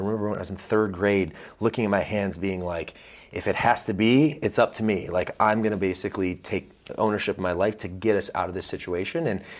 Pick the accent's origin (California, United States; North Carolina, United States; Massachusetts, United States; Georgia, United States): Georgia, United States; also born or lived in Michigan; But really, my first 10 years were in the state of Georgia. In fact, I used to talk like this when I was a little boy.